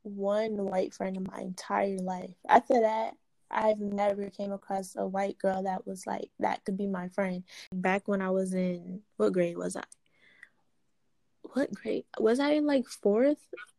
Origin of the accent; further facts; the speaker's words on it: Durham, United States; When I was growing up in Durham, we stayed in, like, apartments.